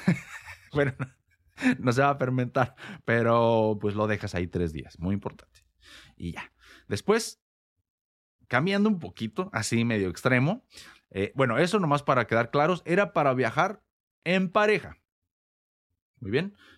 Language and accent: Spanish; Morelia, Michoacán, Mexico; al menos en México, que es donde yo nací y crecí, más concretamente en la ciudad de Morelia